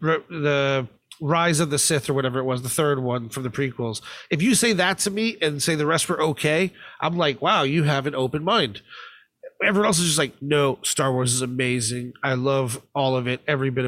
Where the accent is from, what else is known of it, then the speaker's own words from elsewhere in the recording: United States; I never was a Bond fan as a kid growing up in America.